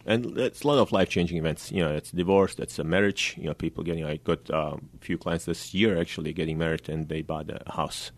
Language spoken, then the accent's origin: English; Bosnia & Herzegovina; now in Sacramento, United States; I'm originally from Bosnia